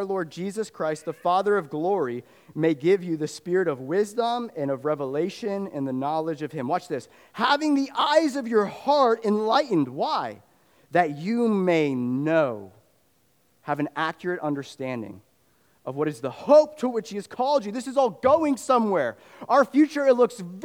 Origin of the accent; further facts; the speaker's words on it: Fairfax, United States; I grew up in Fairfax